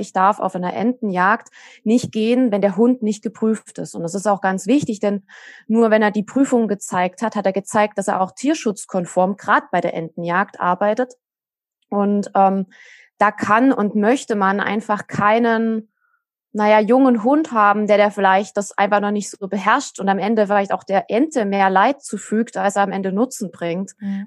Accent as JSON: {"language": "German", "region": "Saxony", "country": "Germany", "said": "bei uns in Sachsen"}